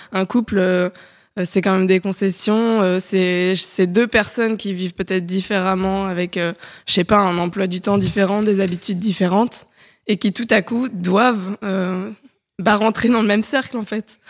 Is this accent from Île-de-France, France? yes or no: yes; Paris, Île-de-France, France; moved away as an adult; Je suis une Parisienne de 29 ans récemment euh, récemment reparisienne plutôt, parce que j'ai grandi à Paris